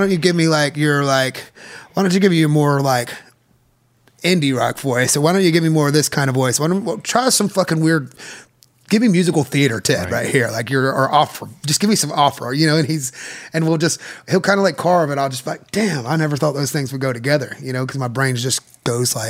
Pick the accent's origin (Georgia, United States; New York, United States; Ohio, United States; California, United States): Georgia, United States; raised in that just culture and melting pot